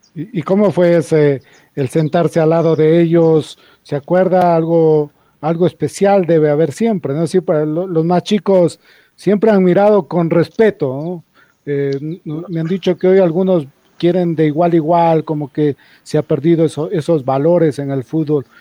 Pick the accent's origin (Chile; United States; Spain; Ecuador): Ecuador